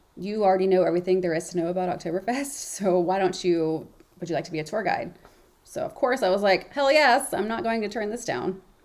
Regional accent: Memphis, Tennessee, United States; now in New England, United States; Memphis, my hometown

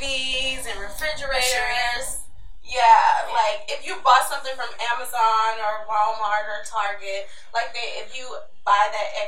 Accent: Sierra Leone; I'm from Sierra Leone. But my mom and my sister and my little brother, they live in the UK.

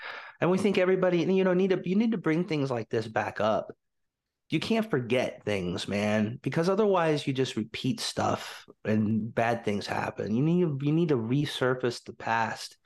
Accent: United States; I was American.

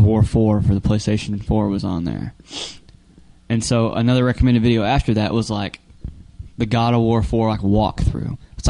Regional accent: United States; I grew up in America.

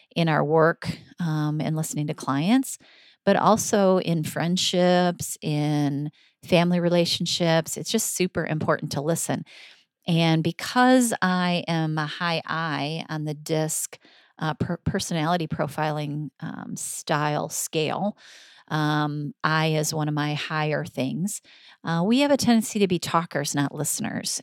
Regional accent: Michigan, United States; I'm from Michigan

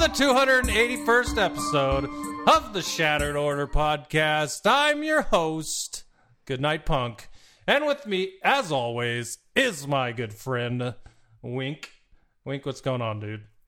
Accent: Arizona, United States; moved away; also born or lived in San Diego; growing up in Arizona

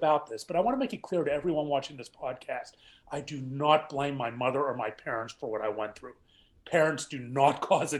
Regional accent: Pittsburgh, Pennsylvania, United States; I grew up in Pittsburgh, Pennsylvania

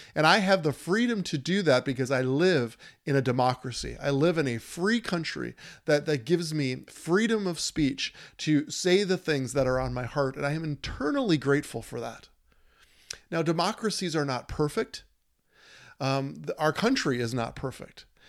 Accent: Minnesota, United States; My home state, wearing it on my shirt

